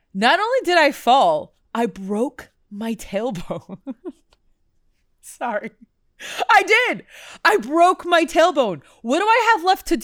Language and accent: English; Houston, Texas, United States; the roller rink that I grew up going to here in Houston